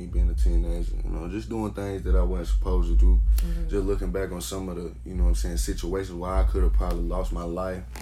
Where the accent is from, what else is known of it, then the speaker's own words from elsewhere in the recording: Charlotte, North Carolina, United States; I'm from Hidden Valley, I'm from Charlotte